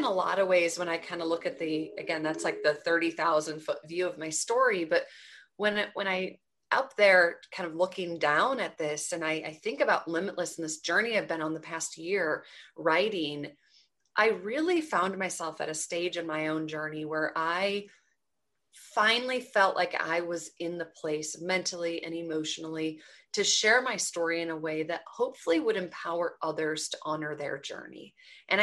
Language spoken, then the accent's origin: English; Twin Cities, Minnesota, United States; I grew up in the Twin Cities in Minnesota